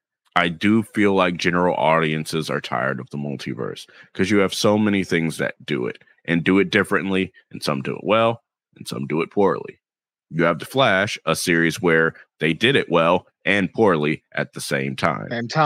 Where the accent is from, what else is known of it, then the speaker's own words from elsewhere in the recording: the South, United States; accent: Southern; and my southern accent stayed where it should be.